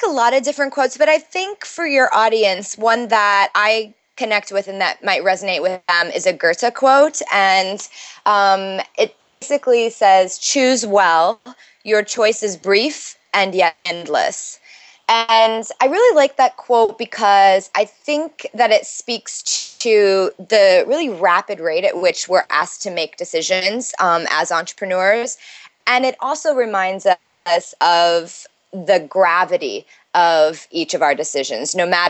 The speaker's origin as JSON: {"language": "English", "region": "Midwest", "country": "United States", "lives_now": "New York City, United States", "said": "So I live in New York City. I'm originally from the Midwest, but I've lived in New York since college."}